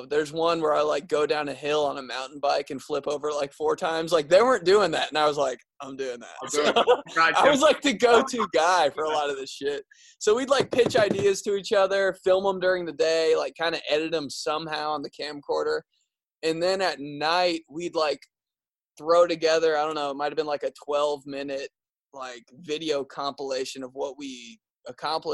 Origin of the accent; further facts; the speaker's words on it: Indianapolis, Indiana, United States; I'm a comedian from Indianapolis